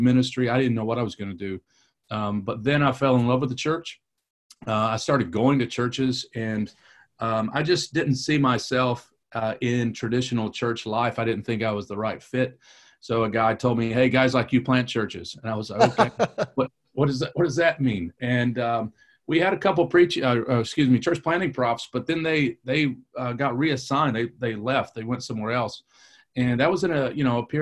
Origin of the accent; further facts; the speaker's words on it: Kentucky, United States; accent: a little bit Kentucky; also born or lived in Detroit, Michigan / Raleigh, North Carolina / New Orleans; now in North Carolina, United States; grew up in Kentucky